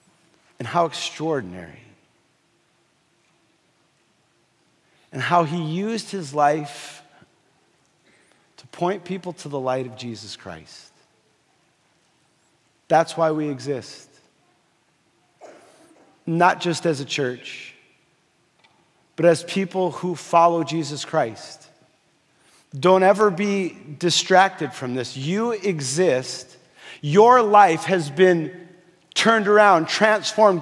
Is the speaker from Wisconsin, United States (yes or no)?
no; Fargo, North Dakota, United States; moved away; I was growing up in Fargo, North Dakota.